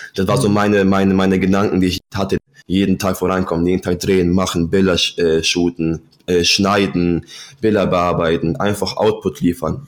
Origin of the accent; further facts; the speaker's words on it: Germany; also born or lived in Poland; ich bin mit fünf Jahren von Polen nach Deutschland ausgewandert